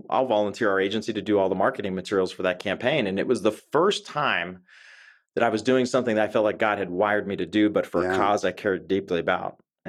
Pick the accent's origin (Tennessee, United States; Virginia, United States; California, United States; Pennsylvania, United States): Pennsylvania, United States; Pittsburgh; So I grew up in Pittsburgh, Pennsylvania.